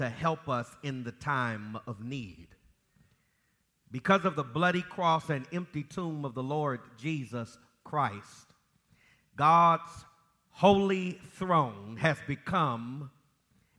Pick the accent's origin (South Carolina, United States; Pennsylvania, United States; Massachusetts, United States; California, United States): California, United States; Los Angeles; now in Jacksonville, United States; flying home from Detroit to Los Angeles